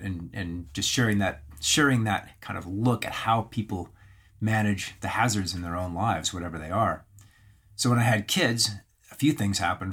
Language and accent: English; Alberta, Canada; I grew up in the Canadian Rockies, and so that's Banff, Camor, Lake Louise